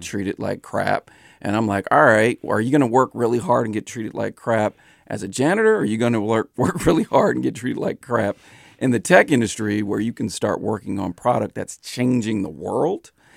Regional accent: San Francisco, California, United States; I'm born and raised in San Francisco

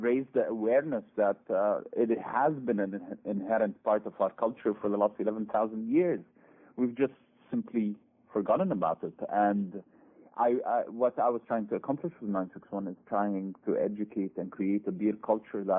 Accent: Lebanon; moved away; also born or lived in United Kingdom / United States / Dubai / Cairo; I'm a Lebanese national. I was born in Lebanon, lived in Britain, lived in the US, lived in Dubai for a while, lived in Cairo even for a while

